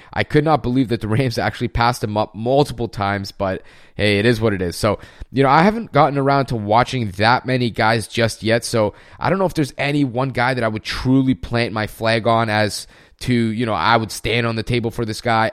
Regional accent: Canada; also born or lived in Germany; a fellow Canadian

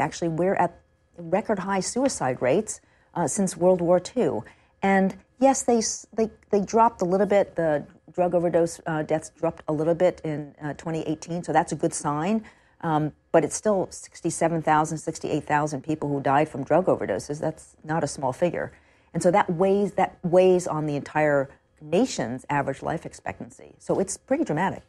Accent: New York City, New York, United States; I grew up on the Upper West Side of Manhattan.

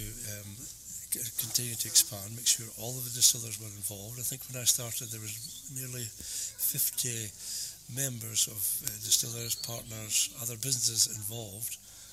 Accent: Speyside, Scotland, United Kingdom; I was born in Speyside and I've spent a large part of my time on Speyside

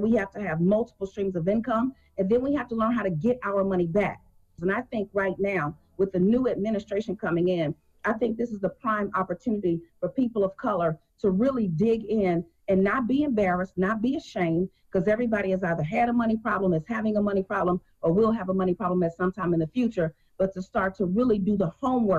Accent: Chicago, Illinois, United States; I was born and raised in Chicago.

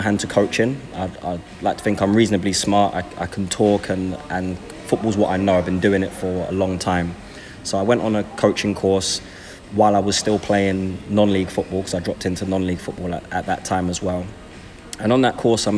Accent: London, United Kingdom; I grew up in Brixton and Tooting

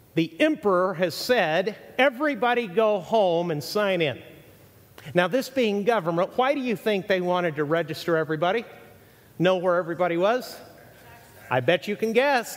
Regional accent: Mexico; also born or lived in Texas, United States; now in United States; I was raised in Mexico, born in Texas

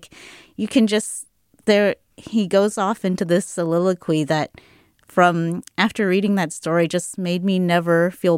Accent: Houston, Texas, United States; I'm from Houston

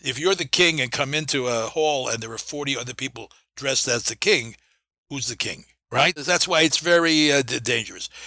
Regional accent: New York City, New York, United States; When I grew up in the Bronx and Brooklyn

